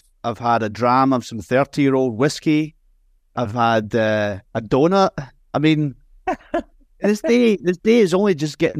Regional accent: Scotland, United Kingdom; now in United States; So I grew up in Scotland, moved to the States back in 2005, sold the turntables, already had CDJs also.

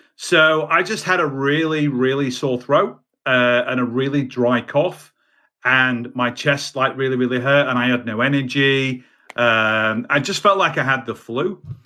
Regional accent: United Kingdom; also born or lived in Baltimore, United States; I'm a Brit

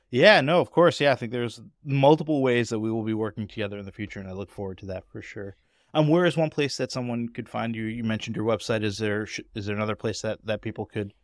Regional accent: Boston, Massachusetts, United States; as a Bostonian

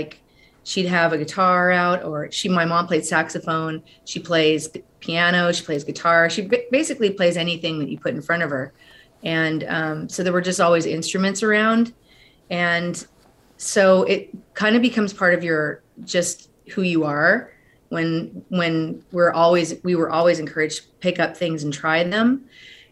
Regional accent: Central Coast, California, United States; I grew up in California. We're originally from the Central Coast

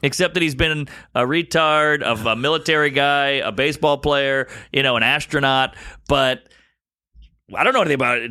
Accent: the South, United States; also born or lived in Brooklyn, New York; now in New York, United States; just being a kid growing up in the South

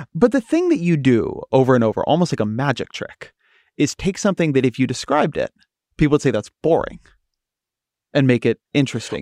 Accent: California, United States; I'm, I'm from California

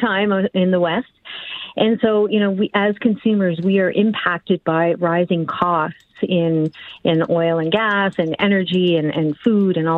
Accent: Cape Breton, Nova Scotia, Canada; accent: East Coast; I'm from the East Coast, so everything I say has a very strong accent, but I say coupon, and I'm Cape Bretoner

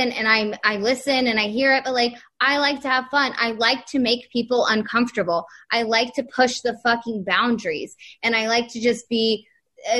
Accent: the South, United States; We grew up in the South too, with conservative relatives

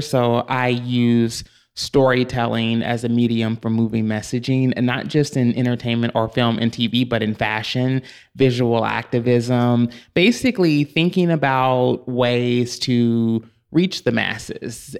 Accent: Louisville, Kentucky, United States; moved away as an adult; now in Los Angeles, United States; I'm originally from Louisville, Kentucky

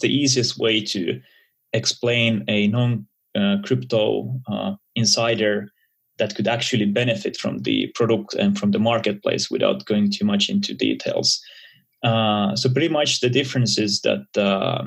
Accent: Helsinki, Uusimaa, Finland; I'm originally from Finland, Helsinki, which is a small country in the Nordics

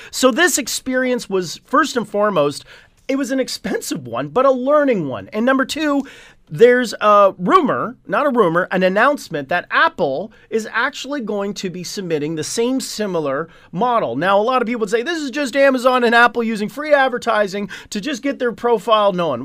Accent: Hamilton, Ontario, Canada; I am from Hamilton

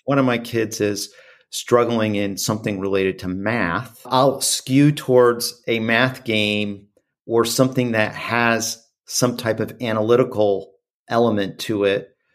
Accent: Midwest, United States; growing up in the Midwest

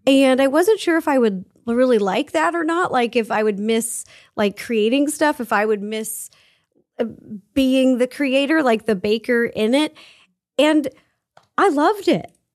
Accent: Seattle, Washington, United States; I grew up in Seattle

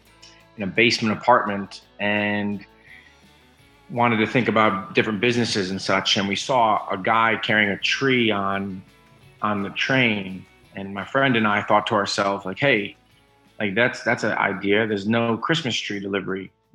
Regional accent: Monroe Township, New Jersey, United States; moved away as an adult; also born or lived in Astoria, Queens, New York / Troy, New York; now in Mahopac, United States; I was born in Astoria, Queens, raised in Troy, New York, and grew up in Central Jersey. So I've kind of... and all over the Northeast there.

